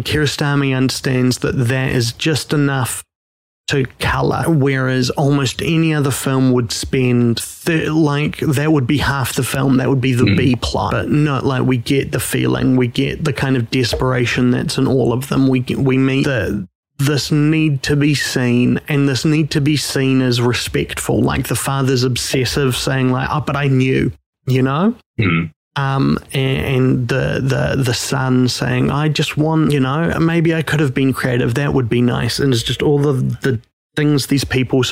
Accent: New Zealand; I'm a New Zealander. They know we are in Auckland, New Zealand

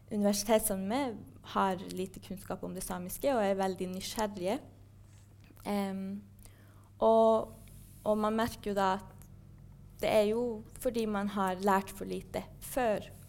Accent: Kautokeino, Finnmark, Norway; moved away as an adult; now in Trondheim, Norway; jeg vokste opp i Kautokeino

